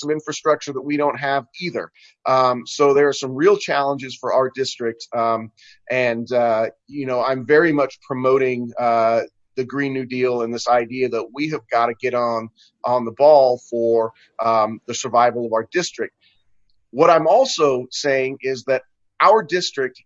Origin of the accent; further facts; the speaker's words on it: Marysville, Washington, United States; my hometown of Marysville